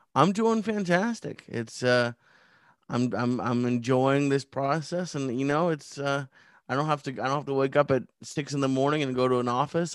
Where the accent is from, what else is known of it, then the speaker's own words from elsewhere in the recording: Sudbury, Massachusetts, United States; moved away as an adult; also born or lived in Los Angeles; I grew up outside of Boston in a very small town called Sudbury